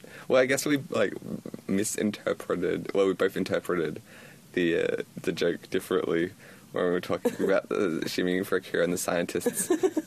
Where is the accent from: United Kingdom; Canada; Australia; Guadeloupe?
Australia; accent: Australian